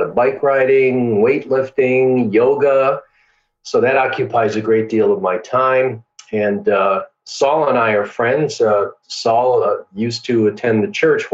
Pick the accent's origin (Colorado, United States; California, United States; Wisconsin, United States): Wisconsin, United States; Milwaukee; I grew up in Milwaukee, Wisconsin. That's where I was born and raised.